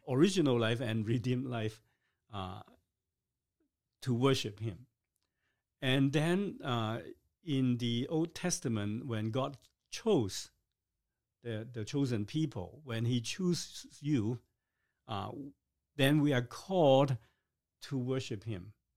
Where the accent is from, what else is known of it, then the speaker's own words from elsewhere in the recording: Hong Kong; now in Canada; I was born in Hong Kong